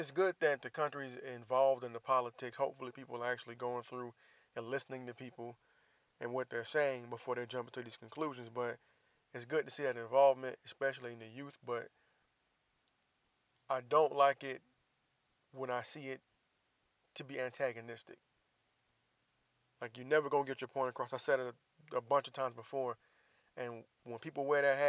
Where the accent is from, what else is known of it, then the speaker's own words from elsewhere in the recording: Jacksonville, Florida, United States; moved away; my hometown of Jacksonville, Florida